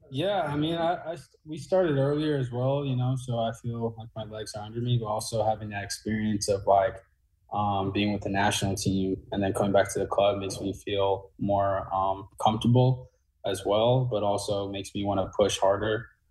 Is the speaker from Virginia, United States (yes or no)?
no; New Jersey, United States; now in St. Louis, United States; I'm from Jersey